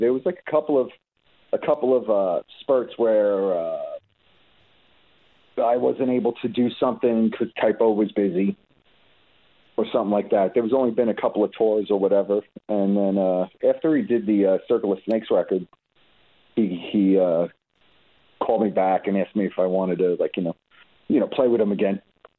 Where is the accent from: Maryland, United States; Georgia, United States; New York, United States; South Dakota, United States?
New York, United States; Brooklyn; moved away as an adult; also born or lived in Staten Island / New Jersey; I grew up in Brooklyn. I was born in Ridgewood.